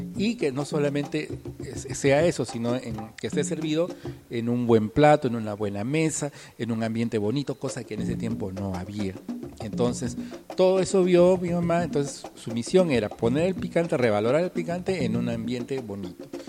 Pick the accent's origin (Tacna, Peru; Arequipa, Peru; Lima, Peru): Tacna, Peru; nuestra cultura y todas las cosas de aquí de Tacna